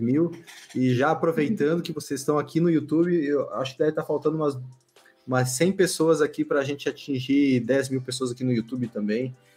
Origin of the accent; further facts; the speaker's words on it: west of Santa Catarina, Brazil; lá onde eu, onde eu nasci, lá com essa temperatura